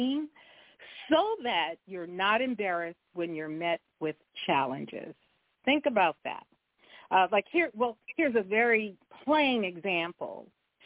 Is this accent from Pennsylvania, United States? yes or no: no; Compton, California, United States; I grew up in Compton, California